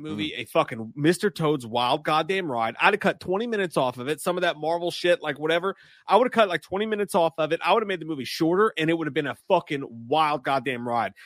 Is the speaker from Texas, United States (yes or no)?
no; Kentucky, United States; I am from Kentucky